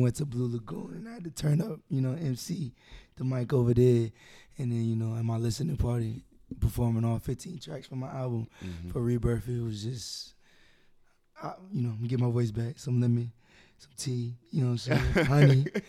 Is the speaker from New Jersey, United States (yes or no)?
yes; New Jersey, United States; moved away as an adult; I'm from New Jersey, born and raised